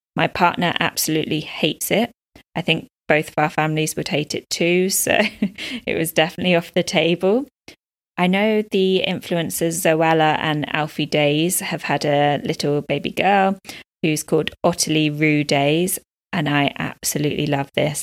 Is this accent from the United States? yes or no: no; United Kingdom; moved away as an adult; now in Dubai, United Arab Emirates; I'm a British expat living in Dubai, U A E, with my partner and baby girl.